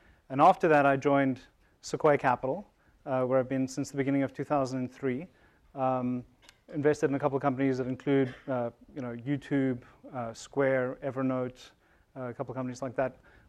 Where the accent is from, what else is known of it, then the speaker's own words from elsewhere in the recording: South Africa; moved away as an adult; now in United States; I'm originally from South Africa. I came to Stanford in 1998 to go to the business school and was attracted to come to Silicon Valley because of the promise of entrepreneurship.